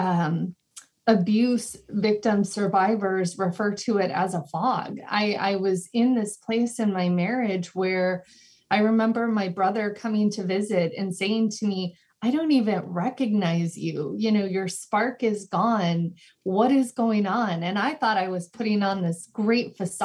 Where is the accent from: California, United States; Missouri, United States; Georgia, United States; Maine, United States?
California, United States; also born or lived in Chicago, Illinois; moved to California when I was about 9 years old, and I was actually raised by my dad